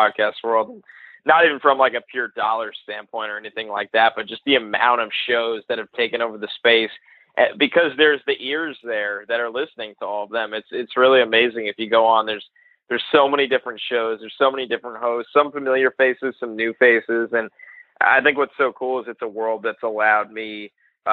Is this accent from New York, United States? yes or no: yes; New York, United States; I'm a New York guy. We sound different